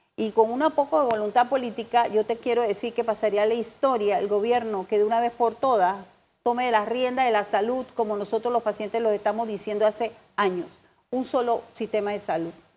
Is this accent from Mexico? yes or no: no; Panama